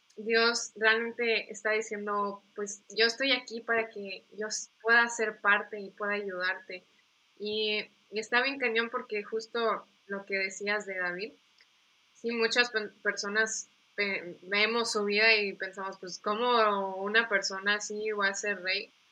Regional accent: Mérida, Yucatán, Mexico; also born or lived in United States; nací en Estados Unidos, pero realmente me siento más de México que de Estados Unidos. O sea, aquí crecí, tengo doble, nacionalidad. Eh, crecí aquí en, en, Mérida

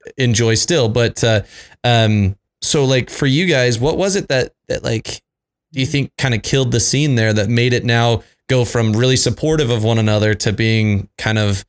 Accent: Utah, United States; I'm from Utah. So, you know, here in Utah

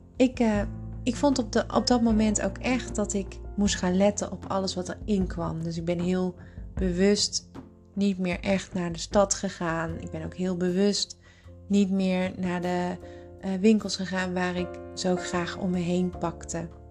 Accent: Tilburg, North Brabant, Netherlands; moved away as an adult; also born or lived in Hilversum; ik ging terug naar eh, Tilburg, waar ik vandaan kwam. En ik kwam te wonen bij mijn ouders

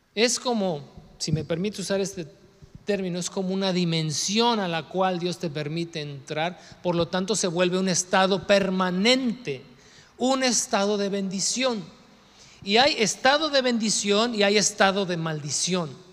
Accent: Mexico; somos mexicanos y que el nopal en la frente

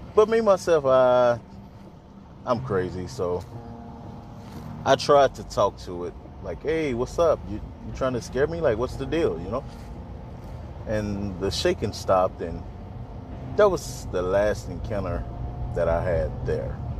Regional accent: Mississippi, United States; now in Texas, United States; I'm a artist from Mississippi. I currently stay in Texas

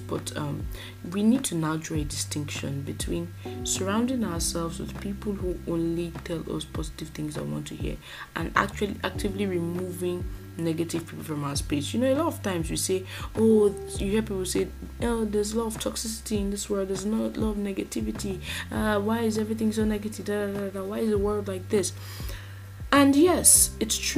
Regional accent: Nigeria; a Nigerian podcaster

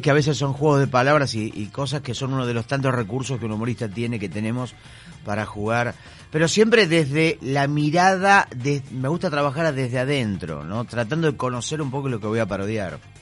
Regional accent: Mar del Plata, Buenos Aires Province, Argentina; now in Buenos Aires, Argentina; Soy un mar platense que está instalado en Buenos Aires

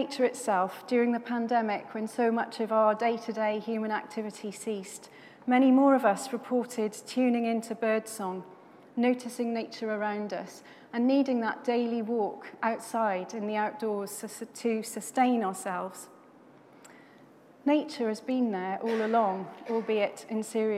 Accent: Swansea, Wales, United Kingdom; I grew up in Swansea in South Wales near the beautiful Gower Peninsula

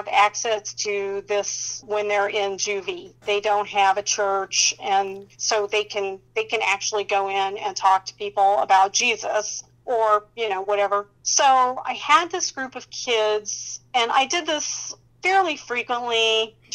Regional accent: Indianapolis, Indiana, United States; my hometown is Indianapolis, Indiana

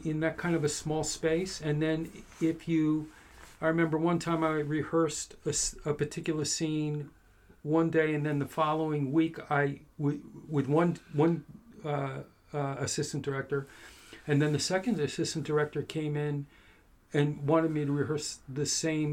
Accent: Philadelphia, Pennsylvania, United States; moved away as an adult; also born or lived in Boston / New York / Los Angeles; I grew up in Philadelphia. Went to school in Boston

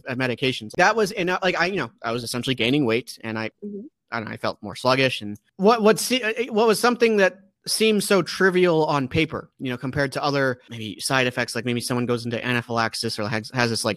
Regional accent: Maryland, United States; my home state, which is Maryland

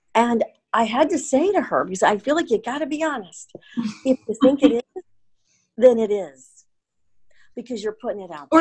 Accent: Portland, United States; I'm from Portland

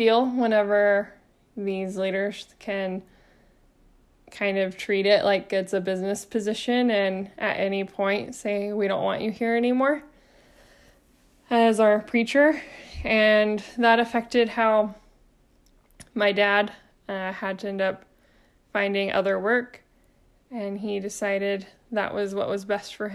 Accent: Arkansas, United States; also born or lived in Georgia; my family of four, we moved from Georgia to Arkansas for him to be able to preach at a congregation, and I was about 4 years old. And that's the congregation that I ended up attending all the way through my high school graduation

